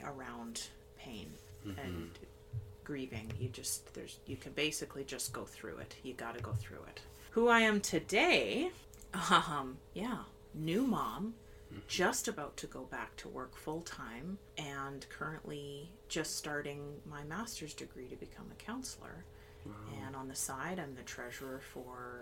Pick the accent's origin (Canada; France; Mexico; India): Canada; Lower Mainland, British Columbia; I grew up in the Lower Mainland